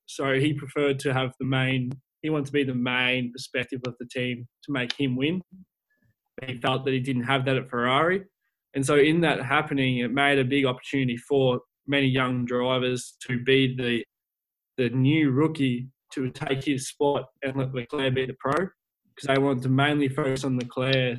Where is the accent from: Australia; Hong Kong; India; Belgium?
Australia; as an Australian myself